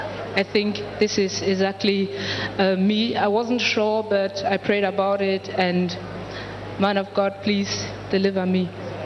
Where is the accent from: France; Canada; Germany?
Germany; I'm from Germany.